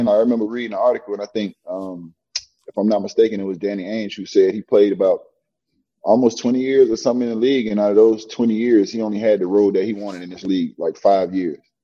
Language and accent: English; Miami, Florida, United States; I'm from Miami and born and raised here